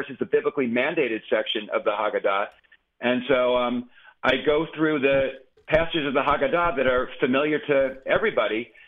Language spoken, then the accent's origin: English; New York, United States; being a New Yorker